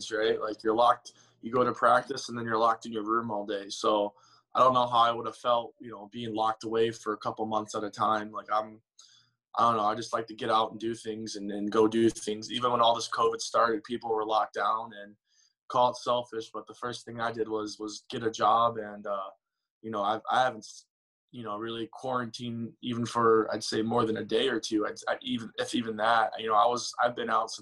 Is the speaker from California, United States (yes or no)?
no; Southern Illinois, United States; also born or lived in Redford, Michigan / Detroit, Michigan; when I was 2 years old, we moved to St. Louis.